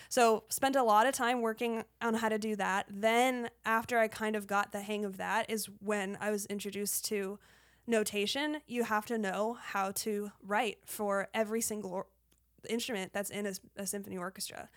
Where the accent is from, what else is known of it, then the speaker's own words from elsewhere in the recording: Colorado, United States; I grew up in Colorado